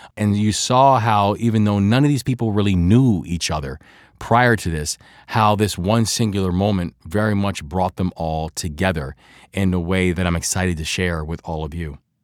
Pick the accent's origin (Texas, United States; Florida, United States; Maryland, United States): Maryland, United States; Baltimore; accent: Baltimore; I'm a Baltimore guy, so my Baltimore accent kicks in every now and then